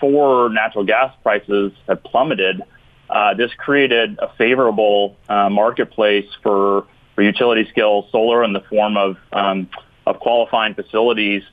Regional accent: Western North Carolina, United States; also born or lived in the Triangle, North Carolina; I'm based here in the Triangle, and I grew up in Western North Carolina.

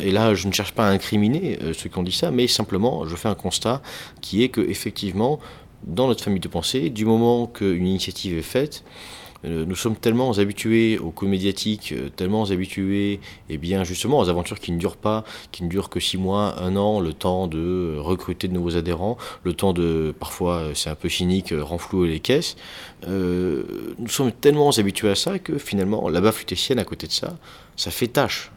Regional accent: the South, southern France, France; je viens du Sud

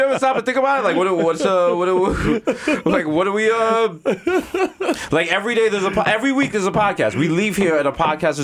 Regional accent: Jamaica; As a Jamaican

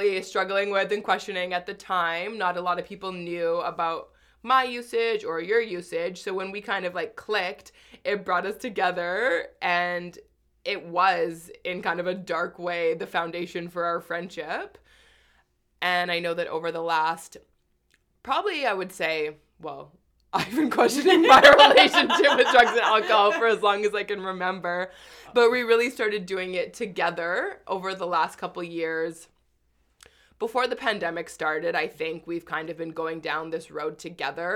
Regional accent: Winnipeg, Manitoba, Canada; now in Toronto, Canada; from Winnipeg, where I'm originally from.

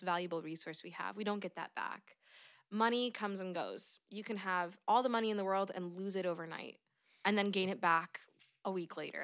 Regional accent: Oregon, United States; born and raised in Oregon

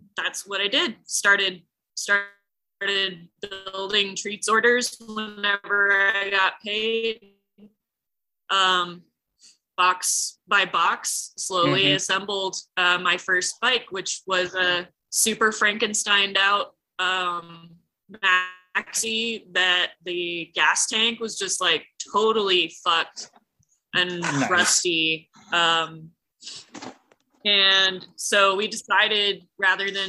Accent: Santa Fe, New Mexico, United States; I'm from Santa Fe, New Mexico.

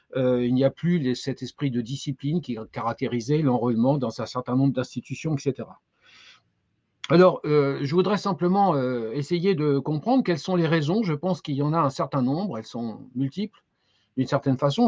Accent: France; chez nous en France

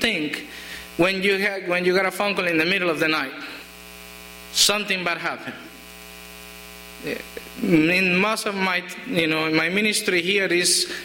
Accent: Colombia; English is a second language; moved away; in my country, we don't get letters too much. We don't use it most of the times because they get stolen on the way. It's not a federal felony back in Colombia.

